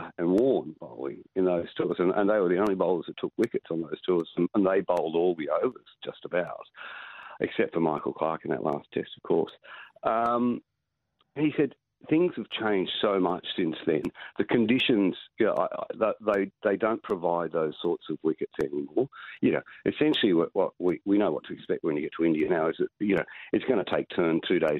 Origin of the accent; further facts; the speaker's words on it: Australia; I'm just looking at it as an Australian fan for a moment, not an independent journalist.